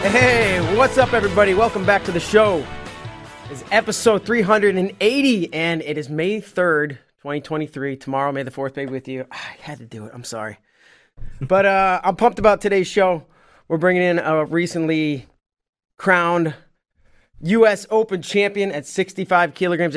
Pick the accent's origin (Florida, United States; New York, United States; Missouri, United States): Missouri, United States; St. Louis; I'm from Saint Louis